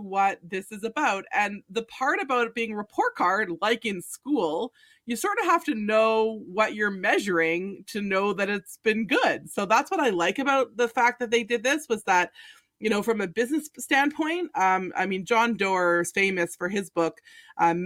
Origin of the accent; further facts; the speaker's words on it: Canada; We're Canadians.